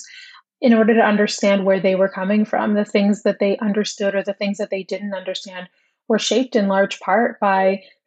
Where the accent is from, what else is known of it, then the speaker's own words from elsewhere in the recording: Toronto, Ontario, Canada; I'm from Toronto